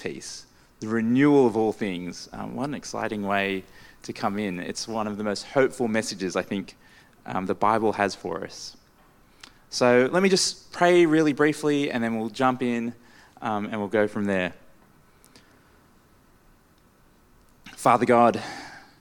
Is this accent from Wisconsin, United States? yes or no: no; Maryland, United States; growing up in this area, being a local Maryland boy